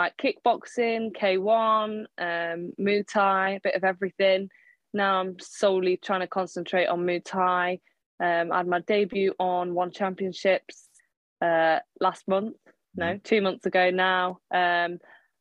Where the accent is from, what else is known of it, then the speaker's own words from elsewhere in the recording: Melton Mowbray, East Midlands, United Kingdom; I'm from Melton Mowbray, England.